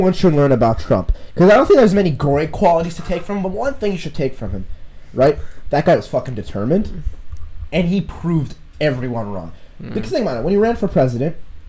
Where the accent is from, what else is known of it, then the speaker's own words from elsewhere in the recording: Vancouver, British Columbia, Canada; I'm from Canada. So yeah, from Vancouver.